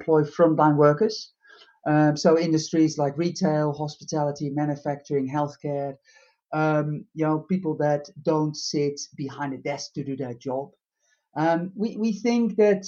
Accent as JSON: {"language": "English", "country": "Netherlands", "also_born_or_lived": "United Kingdom", "moved": "as an adult", "said": "it's hard to deny where I'm from originally from the Netherlands"}